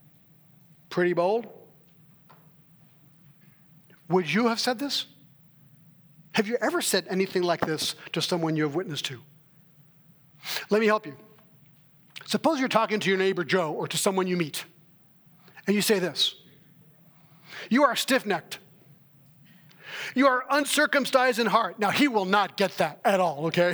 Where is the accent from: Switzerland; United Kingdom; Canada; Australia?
Switzerland; moved away; I was raised in Switzerland